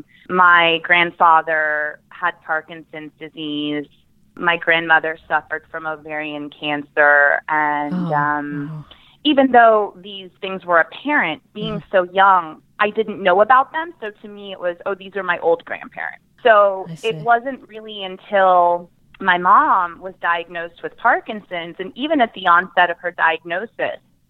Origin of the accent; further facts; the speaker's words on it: Tampa, Florida, United States; moved away as an adult; also born or lived in Gainesville, Florida / New York City; now in Miami, United States; I was born and raised in Tampa, Florida